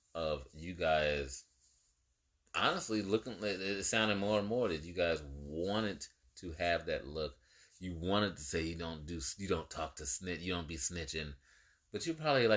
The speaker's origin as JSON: {"language": "English", "area": "the Bay Area", "region": "California", "country": "United States", "tie": "born or raised there", "said": "I grew up in the Bay"}